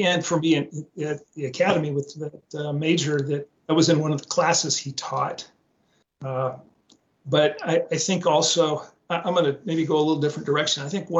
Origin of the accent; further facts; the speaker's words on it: West Coast, United States; Not a Seahawks fan because I grew up in the West Coast